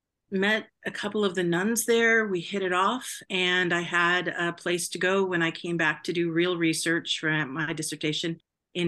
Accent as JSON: {"language": "English", "region": "Southern California", "country": "United States", "tie": "born or raised there", "said": "Well, I grew up in Southern California, and I was a graduate student in anthropology at UC San Diego"}